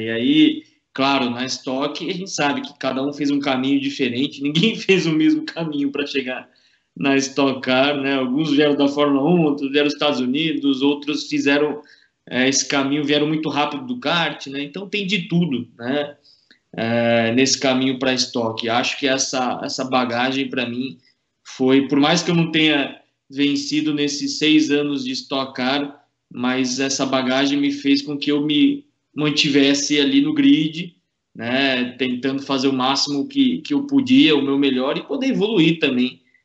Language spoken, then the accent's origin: Portuguese; São Paulo, Brazil; moved away as an adult; nasci na ZN, cresci, estudei na ZN, fiz tudo na ZN